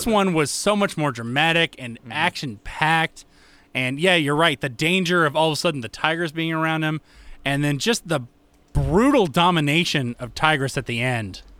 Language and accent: English; United States; being an American